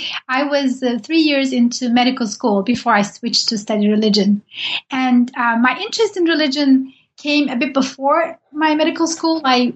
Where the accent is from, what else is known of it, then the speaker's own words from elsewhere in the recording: Turkey; Even though I'm from Turkey and Said Nursi has lived there and wrote there, I didn't know much about him.